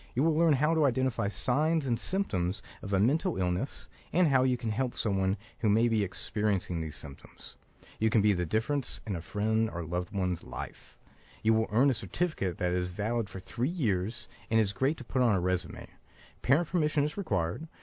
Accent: Pensacola, Florida, United States; I come from Pensacola, Florida

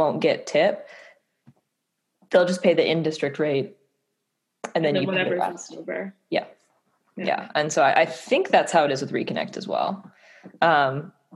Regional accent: Sanilac County, Michigan, United States; I grew up in Sanilac County

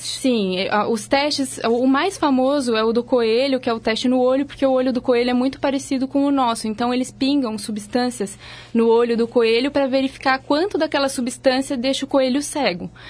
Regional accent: Santa Catarina, Brazil; now in São Paulo, Brazil; Eu sou de Santa Catarina, mas já tem muitos anos que eu saí de lá

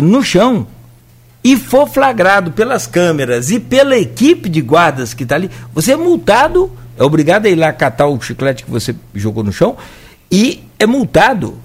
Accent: Italva, Rio de Janeiro, Brazil; eu sou de Italva

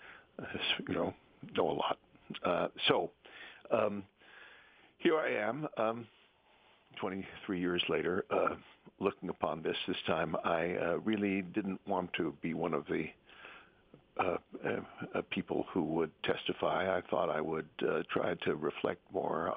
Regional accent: New York City, New York, United States; I was born in the Bronx, and I'm a child of the public schools

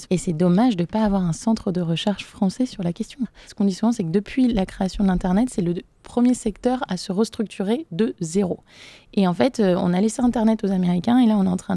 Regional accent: Brittany, France; j'ai grandi en Bretagne

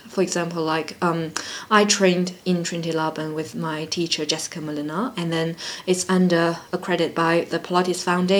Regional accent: China; moved away as an adult; now in London, United Kingdom; And I came over to London from China because I was learning about dance science program for my master's degree.

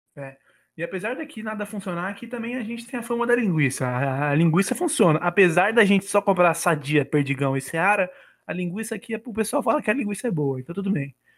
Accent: Bragança Paulista, São Paulo, Brazil; sou nascido e criado aqui em Bragança

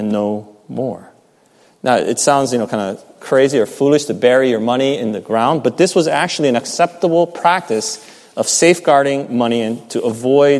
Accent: United States

